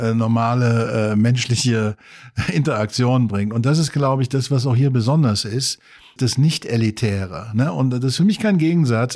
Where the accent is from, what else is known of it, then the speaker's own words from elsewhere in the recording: Saarland, Germany; now in Maastricht, Netherlands; Ich komme eigentlich aus dem Saarland, auch eine alte Kohle- und Stahlregion